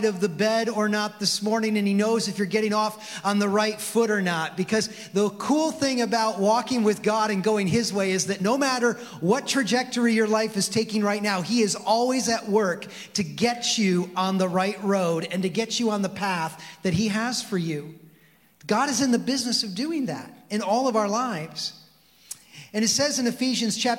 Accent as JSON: {"language": "English", "town": "Mount Pleasant", "region": "Michigan", "country": "United States", "tie": "born or raised there", "said": "I grew up in Mount Pleasant"}